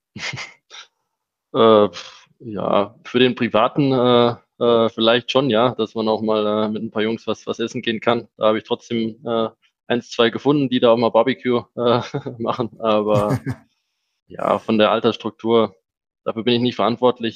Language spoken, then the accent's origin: German; Germany; moved away as an adult; also born or lived in Switzerland; now in Salzburg, Austria; Ich bin ja aufgewachsen in Deutschland